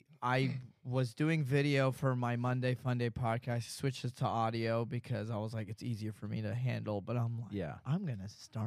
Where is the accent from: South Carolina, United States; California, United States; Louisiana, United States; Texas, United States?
Texas, United States; Dallas; also born or lived in Las Cruces, New Mexico; I grew up in Dallas, Texas.